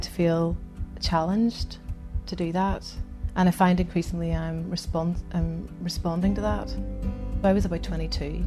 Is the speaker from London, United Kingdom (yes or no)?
no; Ballymena and Derry, Northern Ireland, United Kingdom; also born or lived in Aberdeen; now in Belfast, United Kingdom; I grew up in Ballymena and in Derry